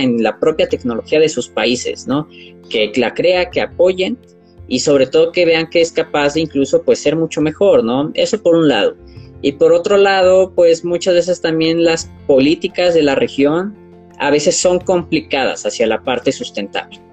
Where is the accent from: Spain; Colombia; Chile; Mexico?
Mexico; tengo 24 años, soy de México